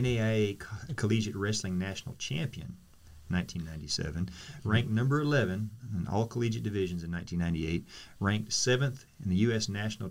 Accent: Oklahoma, United States; growing up in Oklahoma, I wrestled

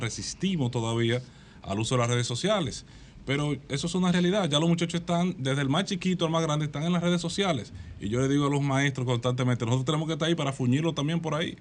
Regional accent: Las Matas de Farfán, San Juan, Dominican Republic; moved away; Soy de las matas de Farfán

